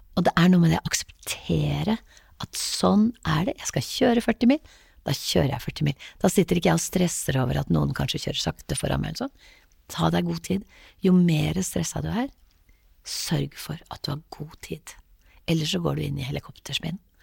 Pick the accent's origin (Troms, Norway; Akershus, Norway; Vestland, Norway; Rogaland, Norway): Rogaland, Norway; Haugesund; also born or lived in Lambertseter, Oslo; vi flyttet fra Lambertseter til Haugesund da jeg var ganske liten